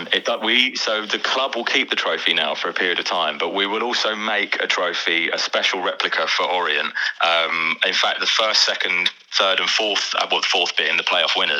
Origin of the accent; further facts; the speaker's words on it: London, United Kingdom; I grew up in East Ham